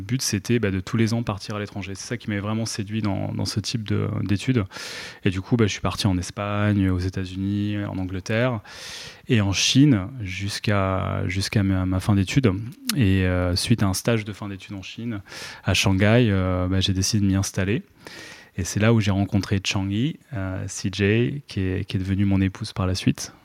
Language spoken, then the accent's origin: French; Treillières, Pays de la Loire, France; moved away as an adult; also born or lived in Poitiers; j'ai rejoint euh, donc la, métropole nantaise autour de 7 ans dans le nord vers Trélières et, j'ai grandi là-bas en primaire, collège jusqu'au lycée